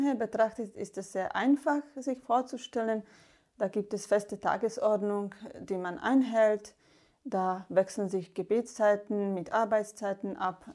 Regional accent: Slovakia; German is a second language; moved away as an adult; now in Germany; Ich komme aus der Slowakei und habe erst im Kloster in Deutschland Deutsch gelernt

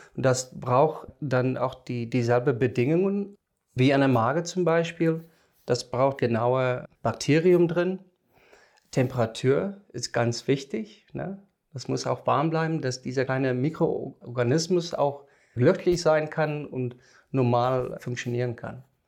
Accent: South Africa; German is a second language; moved away as an adult; now in Germany; komme ich aus dem Ausland ich bin in Südafrika geboren und da aufgewachsen, studiert

